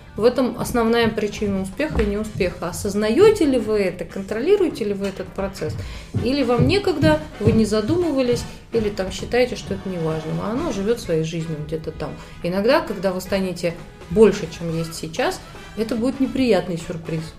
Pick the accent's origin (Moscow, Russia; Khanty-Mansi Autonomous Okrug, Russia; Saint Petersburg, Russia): Moscow, Russia; Я из Москвы, мне 36